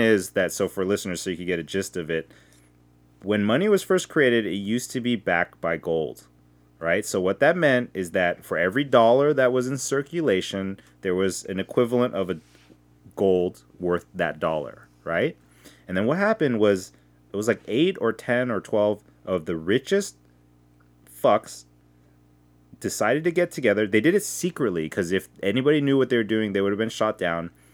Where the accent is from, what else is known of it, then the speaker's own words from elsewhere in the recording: United States; I'm first generation, and when I went to Korea, they all treated me like an American